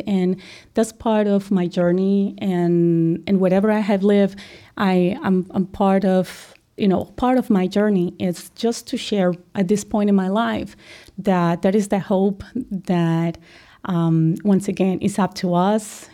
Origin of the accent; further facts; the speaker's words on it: Colombia; moved away as an adult; now in United States; I'm originally from Colombia